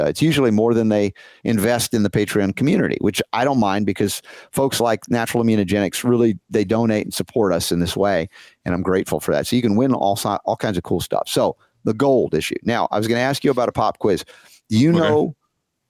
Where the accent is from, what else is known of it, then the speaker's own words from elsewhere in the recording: Georgia, United States; growing up in Georgia